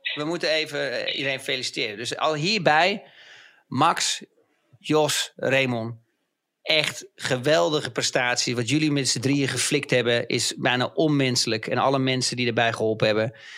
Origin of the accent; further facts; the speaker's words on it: Netherlands; als Nederlanders